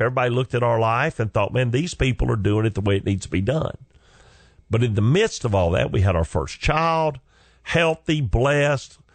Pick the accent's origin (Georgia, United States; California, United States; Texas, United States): Georgia, United States; Chickamauga; moved away as an adult; also born or lived in Carrollton, Georgia; now in Atlanta, United States; I literally lived on Hog Jowl Road, Chickamauga, Georgia